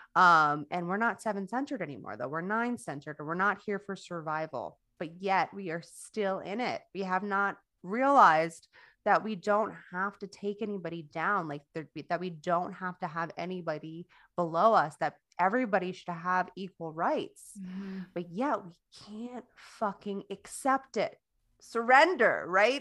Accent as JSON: {"language": "English", "town": "Coral Springs", "region": "Florida", "country": "United States", "tie": "born or raised there", "said": "my hometown in Stoneman in Stoneman Douglas in Coral Springs, Florida"}